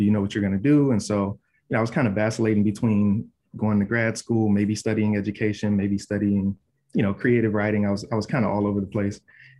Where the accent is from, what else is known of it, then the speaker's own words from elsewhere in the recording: Saginaw, Michigan, United States; moved away; Saginaw, my hometown.